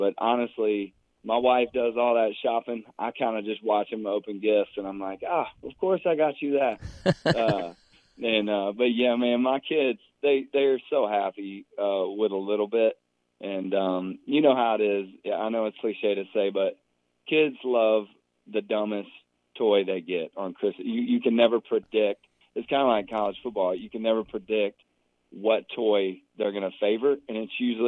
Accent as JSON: {"language": "English", "town": "Franklin", "region": "Tennessee", "country": "United States", "tie": "born or raised there"}